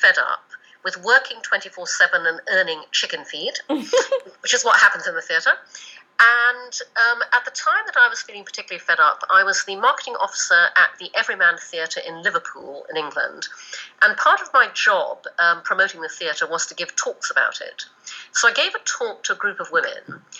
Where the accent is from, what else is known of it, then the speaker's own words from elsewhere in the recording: Brunei; also born or lived in United Kingdom; I was born in the UK, but when I was 6, we moved to Brunei in Borneo, and so I grew up in Asia. But I went back to the UK to go to school and to university.